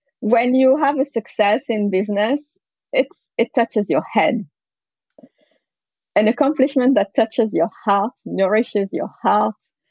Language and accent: English; France; also born or lived in San Francisco, United States; now in Menlo Park, United States; I grew up in France